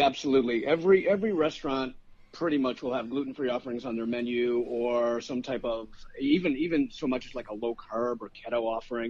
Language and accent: English; Chicago, Illinois, United States; now in Sarasota, United States; I'm from Chicago originally